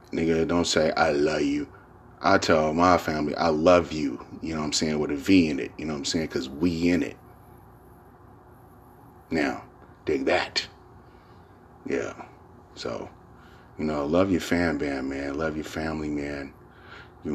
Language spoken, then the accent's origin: English; San Francisco, California, United States; San Francisco